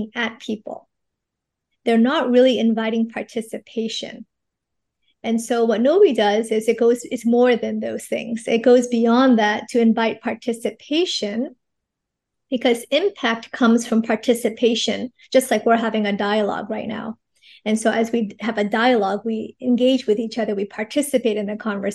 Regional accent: United States; moved away as an adult; also born or lived in New York / Los Angeles; now in Singapore; I'm actually an American from New York

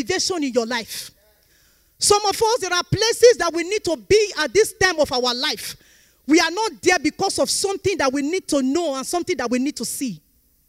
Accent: Nigeria; We are from Nigeria.

